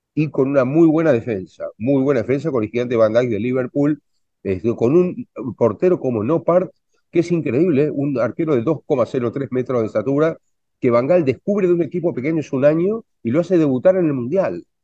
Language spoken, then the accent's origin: Spanish; Argentina; soy argentino